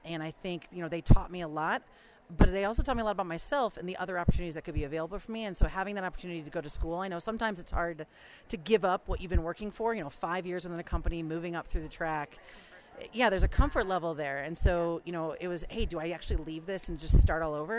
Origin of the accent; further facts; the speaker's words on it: St. Louis, Missouri, United States; moved away as an adult; also born or lived in New Hampshire / Chicago / Virginia; I grew up in St. Louis.